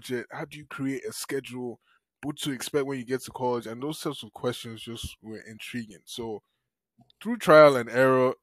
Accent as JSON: {"language": "English", "region": "Lagos", "country": "Nigeria", "moved": "as an adult", "lives_now": "United States", "said": "I came into the US alone at 18. I came in one suitcase from Nigeria up the shores of Lagos."}